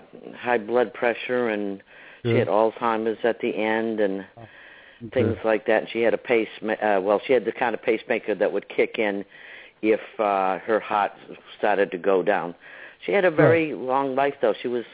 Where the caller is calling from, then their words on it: Florida, United States; I'm …, and I'm calling from Florida.